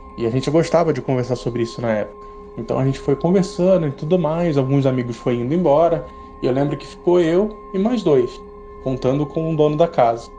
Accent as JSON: {"language": "Portuguese", "town": "São Gonçalo", "region": "Rio de Janeiro", "country": "Brazil", "tie": "born or raised there", "moved": "as an adult", "lives_now": "Jaú, Brazil", "said": "Eu nasci e cresci no Rio de Janeiro, na cidade de São Gonçalo, até os meus 19 anos, e depois eu me mudei para cá"}